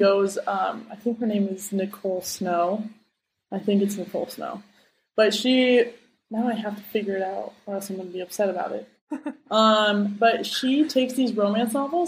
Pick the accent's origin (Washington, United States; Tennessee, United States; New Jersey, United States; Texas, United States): Washington, United States; Seattle; moved away as an adult; now in Terville, France; I stayed in my hometown for